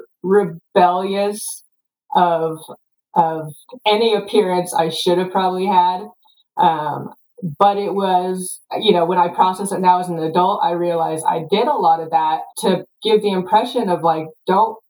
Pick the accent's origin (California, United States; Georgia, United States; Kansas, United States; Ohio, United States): Kansas, United States; Topeka; also born or lived in South Korea; I grew up in Topeka, Kansas